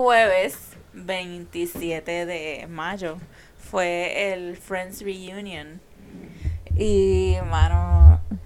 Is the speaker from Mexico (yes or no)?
no; San Juan, Puerto Rico; now in Carolina, Puerto Rico; Yo fui nacida, criada a mis primeros años y fanática de Santurce yo me mudé a Carolina, pero yo soy de Santurce, vivo en Carolina